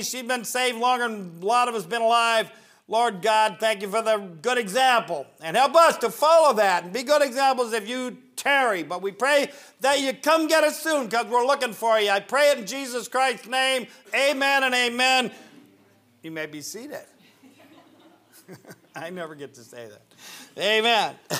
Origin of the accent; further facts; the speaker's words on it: Northern Ohio, United States; I grew up in Northern Ohio